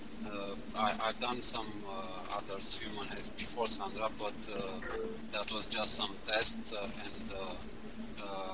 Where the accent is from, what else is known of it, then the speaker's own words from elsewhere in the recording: Romania; I'm from Romania.